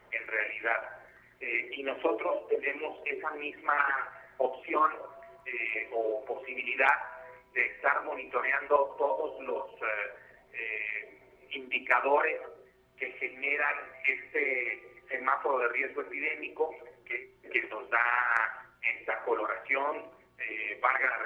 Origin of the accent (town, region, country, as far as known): Mexico